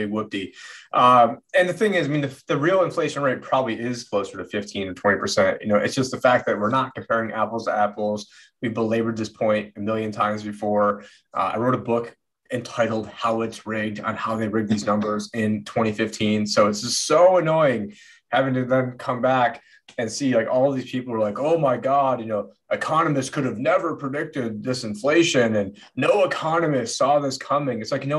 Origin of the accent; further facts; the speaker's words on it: South Carolina, United States; And I'm from the South and from from South Carolina.